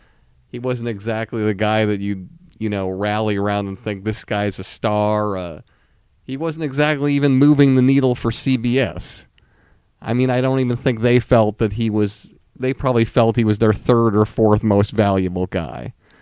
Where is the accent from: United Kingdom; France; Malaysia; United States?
United States; Longmeadow, Massachusetts; I was from Longmeadow, Massachusetts.